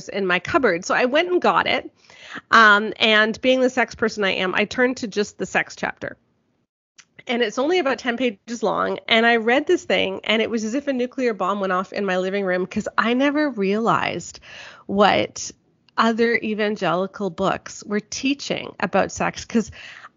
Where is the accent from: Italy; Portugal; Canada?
Canada; southeastern Ontario; my hometown in southeastern Ontario